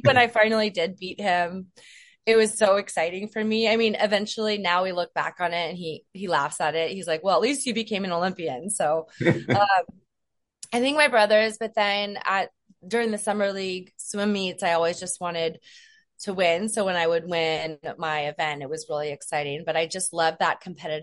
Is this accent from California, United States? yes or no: yes; Moraga, California, United States; moved away as an adult; also born or lived in New York; I am from Northern California in a small town called Moraga